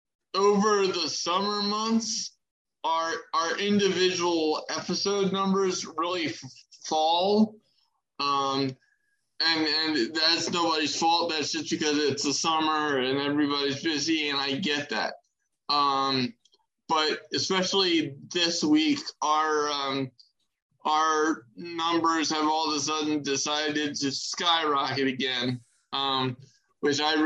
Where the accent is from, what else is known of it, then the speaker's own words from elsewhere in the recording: Maryland, United States; My home state of Maryland